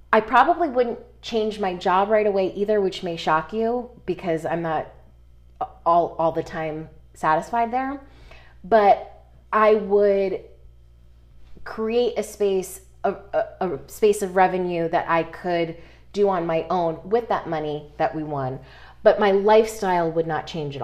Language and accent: English; Connecticut, United States; I'm from Connecticut, and I worked just a few miles from Sandy Hook